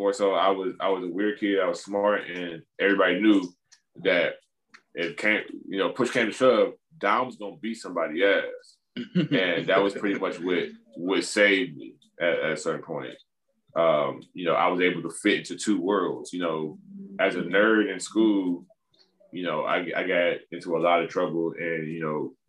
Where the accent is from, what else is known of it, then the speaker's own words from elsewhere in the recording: East Cleveland, Ohio, United States; also born or lived in Los Angeles; I'm from East Cleveland